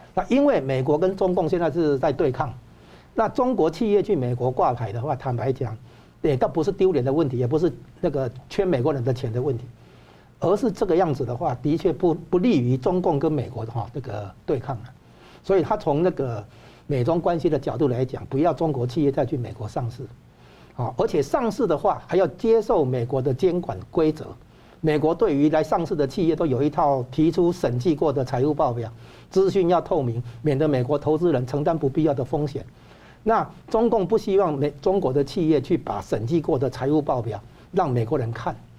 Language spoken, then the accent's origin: Chinese; Taiwan; 我们台湾人